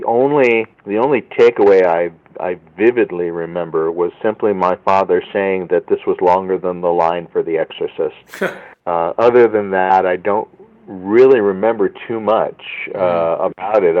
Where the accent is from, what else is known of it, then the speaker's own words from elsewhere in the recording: Central California, United States; Living in a rural small community in Central California, we didn't really have access to much in the way of film equipment